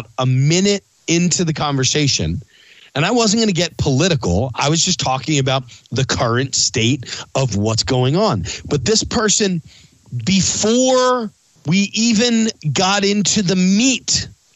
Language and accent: English; East Coast, United States; I grew up on the East Coast